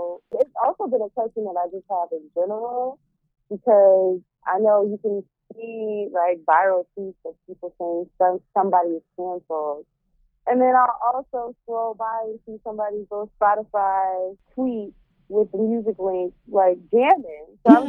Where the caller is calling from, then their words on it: St. Louis, Missouri, United States; Well, I'm dying in from St. Louis.